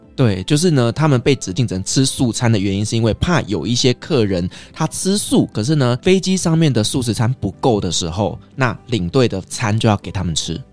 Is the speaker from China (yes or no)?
no; Taiwan; 我们台湾人